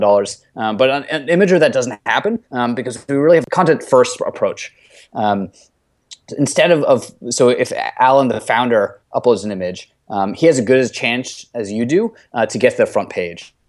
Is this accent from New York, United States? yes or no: yes; New York City, New York, United States; I grew up in Brooklyn, New York